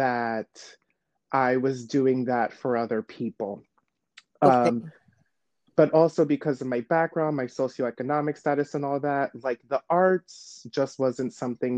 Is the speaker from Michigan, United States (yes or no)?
no; New York City, New York, United States; also born or lived in Shanghai; I was born and raised in New York